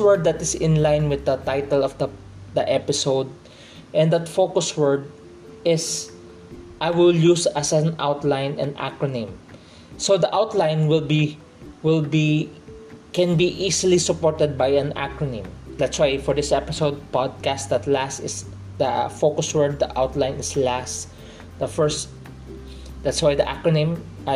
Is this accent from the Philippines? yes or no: yes; Philippines; I'm from the Philippines, I'm a Filipino